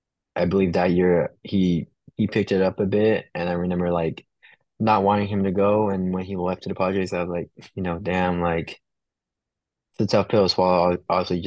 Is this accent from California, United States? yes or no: yes; Orange County, California, United States; I'm from Orange County